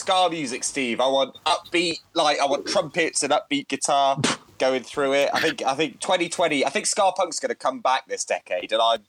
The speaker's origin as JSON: {"language": "English", "region": "England", "country": "United Kingdom", "said": "we're cheeky English chappies?"}